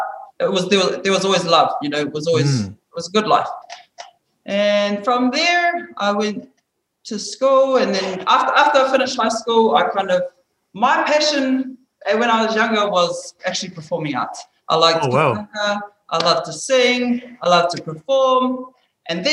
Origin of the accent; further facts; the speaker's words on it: Hamilton, Waikato, New Zealand; moved away; I was brought up in New Zealand, back home, Hamilton. That's where I'm from